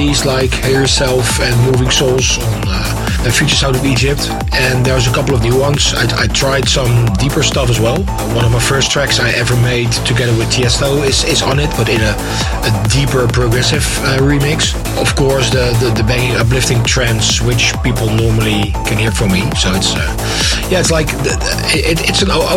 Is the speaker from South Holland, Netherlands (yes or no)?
yes; Delft, South Holland, Netherlands; my hometown, in Delft